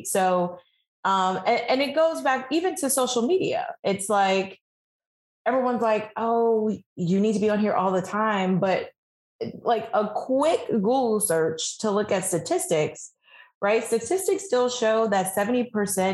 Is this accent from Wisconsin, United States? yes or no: no; New York City, New York, United States; moved away as an adult; now in Washington, DC, United States; I am born and raised New Yorker, and I relocated to DC in 2017